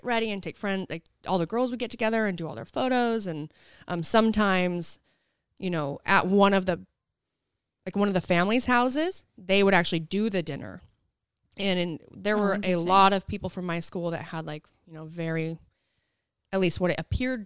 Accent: St. George, Utah, United States; I'm from St. George, Utah

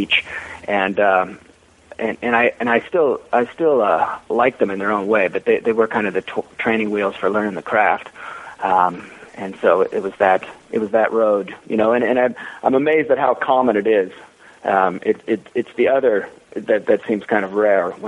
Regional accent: Seattle, Washington, United States; moved away as an adult; also born or lived in Alaska / East Coast; I grew up near Seattle and went to school at the University of Washington

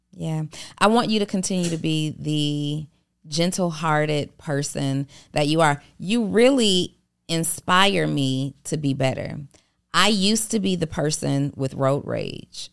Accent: College Park, Georgia, United States; also born or lived in New Orleans, Louisiana; I'm originally from New Orleans, and I was raised in College Park, Georgia

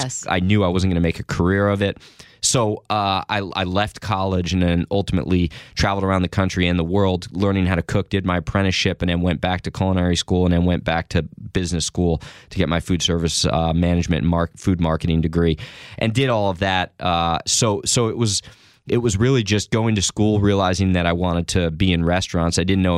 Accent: New Jersey, United States; I grew up in Jersey, right? Mm-hmm. So I'm from this area, and I went to a small liberal arts college up in Maine

